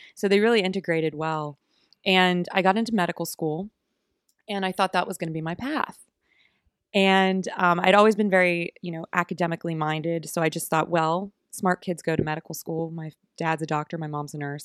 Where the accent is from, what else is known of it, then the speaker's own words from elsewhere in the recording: Oakmont, Pennsylvania, United States; also born or lived in Pittsburgh; I grew up in Oakmont, Pennsylvania, so a little suburb outside of Pittsburgh